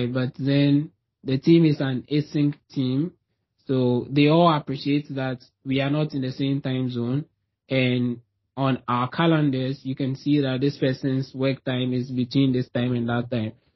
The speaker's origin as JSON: {"language": "English", "country": "Ghana", "moved": "as an adult", "lives_now": "Toronto, Canada", "said": "I'm from Ghana originally. Like, that's where I'm from, but I'm not there now."}